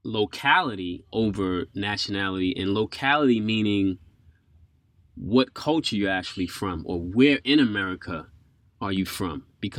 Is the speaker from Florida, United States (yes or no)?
no; New York, United States; moved away as an adult; now in Japan; I grew up in New York